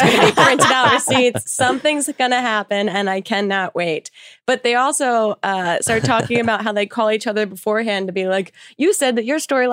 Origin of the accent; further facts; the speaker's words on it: New Jersey, United States; also born or lived in New York; I have worked at every like chain restaurant growing up in New Jersey